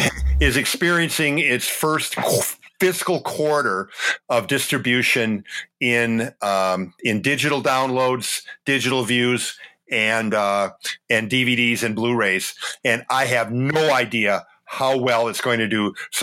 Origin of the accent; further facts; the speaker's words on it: Wausau, Wisconsin, United States; now in Appleton, United States; So I was actually born in Madison.